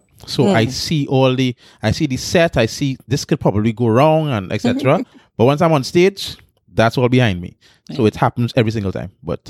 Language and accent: English; Pointe-à-Pierre, Trinidad & Tobago; I started in San Fernando. I'm from San Fernando. I'm from South, right? Born in Pointe Pe. Grew up in Pointe Pe most of my life.